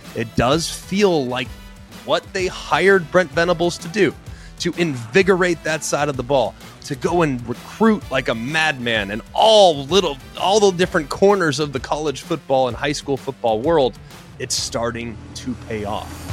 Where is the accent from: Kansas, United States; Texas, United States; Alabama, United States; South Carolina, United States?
Texas, United States; Dallas; I'm from Dallas